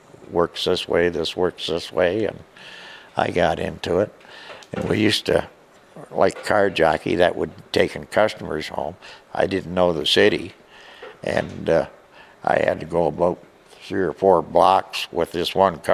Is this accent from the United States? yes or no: no; near Tillsonburg, Ontario, Canada; I was home on the farm, helped working with my dad in tobacco